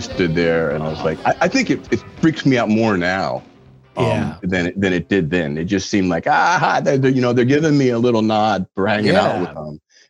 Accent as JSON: {"language": "English", "town": "Louisville", "region": "Kentucky", "country": "United States", "said": "And I'm from Louisville, Kentucky, as we already mentioned. And those of us from the Ville are, you know, somewhat of a brotherhood."}